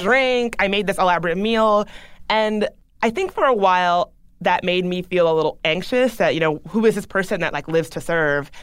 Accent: the South, United States; I grew up in the South

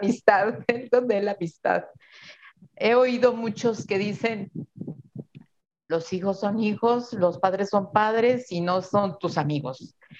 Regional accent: Irapuato, Guanajuato, Mexico; Mis papás, pues, son personas que vinieron a Irapuato de Zacatecas

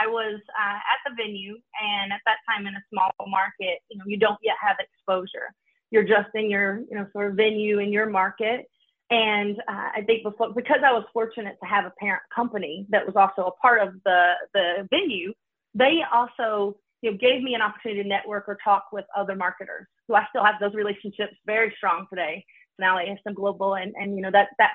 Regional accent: Kentucky, United States; moved away as an adult; now in Detroit, United States; I was born in Kentucky

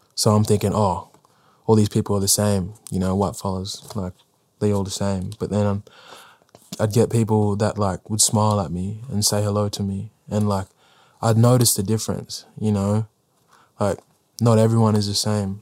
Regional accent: South Australia, Australia; I was born in South Australia

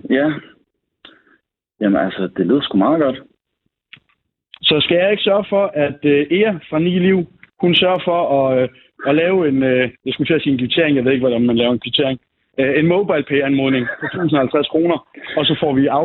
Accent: Jutland, Denmark; jeg er selv jyde

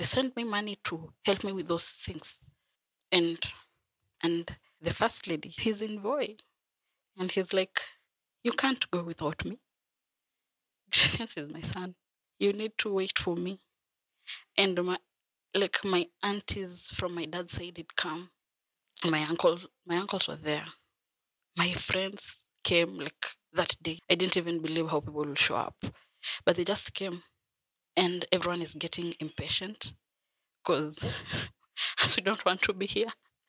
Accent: Bungoma, Bungoma County, Kenya; I am from Bungoma. I have lived in Bungoma.

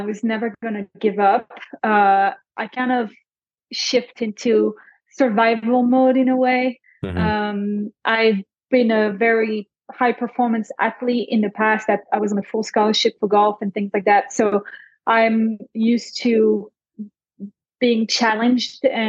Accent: Belgium; first language French; English is a second language; now in Scottsdale, United States; I'm originally from Belgium, French speaking.

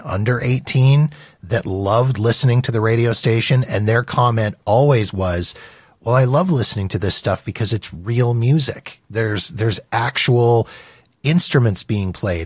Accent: Winnipeg, Manitoba, Canada; I grew up in Winnipeg, Manitoba

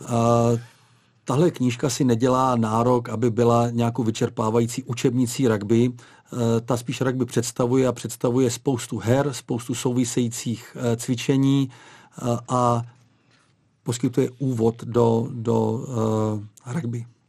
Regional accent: Czechia

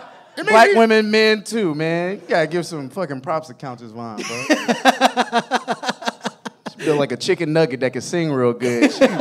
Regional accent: Georgia, United States; I'm from Georgia.

